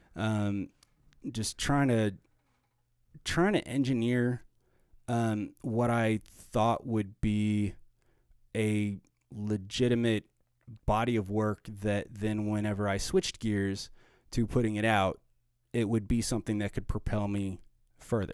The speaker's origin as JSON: {"language": "English", "town": "Arvada", "region": "Colorado", "country": "United States", "tie": "born or raised there", "also_born_or_lived": "Boulder, Colorado", "said": "I grew up in Arvada, Colorado, and in the, in Boulder"}